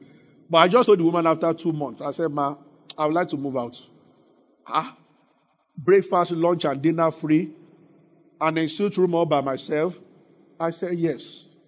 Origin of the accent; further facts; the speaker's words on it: Abeokuta, Ogun State, Nigeria; Because growing up in Abeokuta, my parents never.